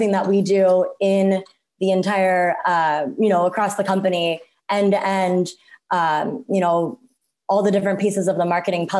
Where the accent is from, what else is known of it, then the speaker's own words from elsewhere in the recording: Cincinnati, Ohio, United States; now in Phoenix, United States; I grew up in the Midwest in Cincinnati, Ohio.